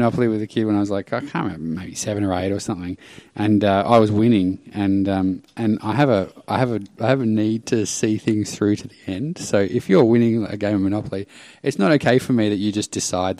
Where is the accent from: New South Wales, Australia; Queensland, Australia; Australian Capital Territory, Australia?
Australian Capital Territory, Australia; Canberra; No, I grew up in Canberra.